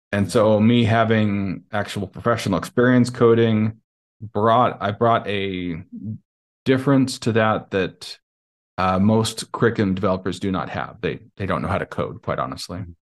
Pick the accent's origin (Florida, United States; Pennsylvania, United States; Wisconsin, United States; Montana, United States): Montana, United States; moved away as an adult; also born or lived in Nevada; now in Lisbon, Portugal; I'm originally from Montana